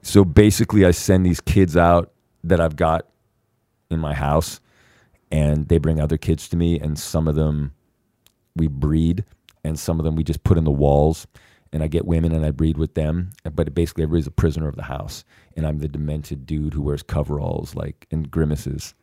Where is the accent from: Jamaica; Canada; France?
Canada; I'm from Canada